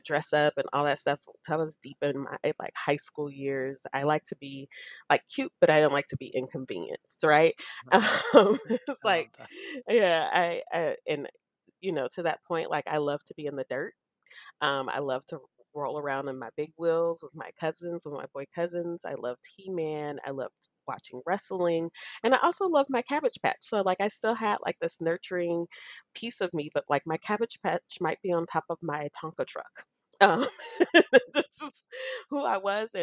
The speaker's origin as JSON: {"language": "English", "area": "San Francisco Bay Area", "region": "California", "country": "United States", "tie": "born or raised there", "also_born_or_lived": "Oakland, United States / Livermore, United States", "said": "I was reared, I guess I should say, in San Francisco and Oakland, and I was raised in Livermore, which is a very like one cow, one horse town, a little bit east of Oakland"}